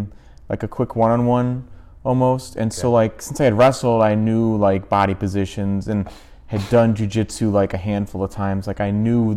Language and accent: English; Lombard, Illinois, United States; I grew up in Lombard, and so I was back in Lombard